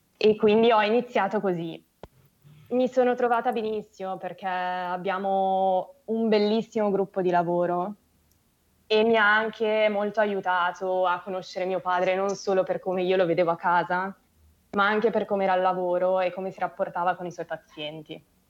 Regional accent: Milan, Lombardy, Italy; sono di Milano

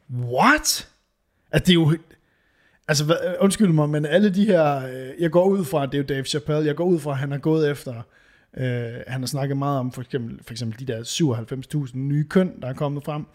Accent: Varde, Southern Denmark, Denmark; moved away; da jeg boede i, hos mine forældre. Altså, det, det er måske 15 år siden. Ja. Hjemme i Varde

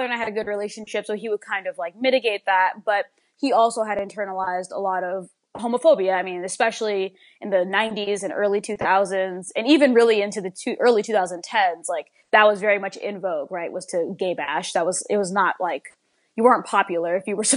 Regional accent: Alexandria, Virginia, United States; I grew up in the Washington, D.C. metropolitan area, specifically in Alexandria, Virginia

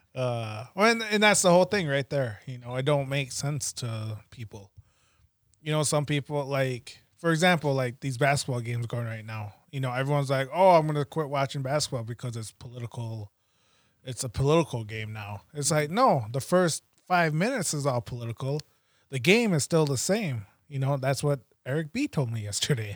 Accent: United States; being Native American and going to school

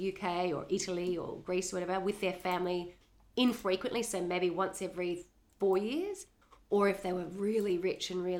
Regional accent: Australia; being Australian and growing up always looking at the US

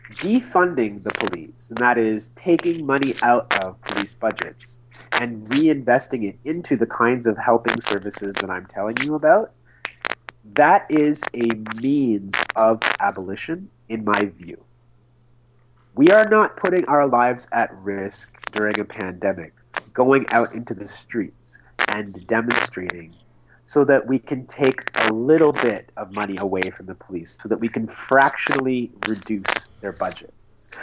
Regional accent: Oshawa, Ontario, Canada; also born or lived in Red Deer, Alberta; my hometown of Oshawa

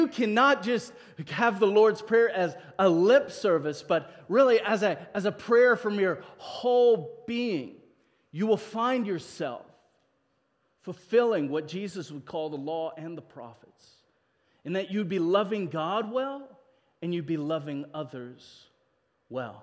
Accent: South Africa; now in United States; as a South African, when we came over to immigrate

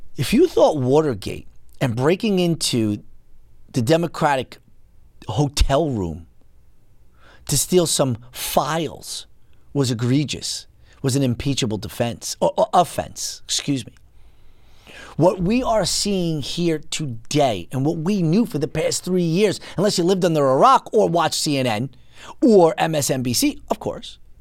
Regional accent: United States; the country that I grew up in.

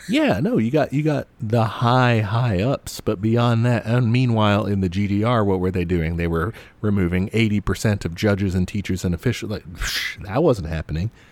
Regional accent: United States; as an American

